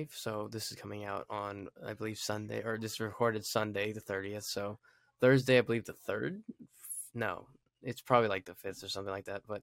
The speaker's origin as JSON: {"language": "English", "town": "Fort Carson", "region": "Colorado", "country": "United States", "tie": "born or raised there", "said": "we I grew up in Fort Carson, so like like a couple years, and that's where I was born at."}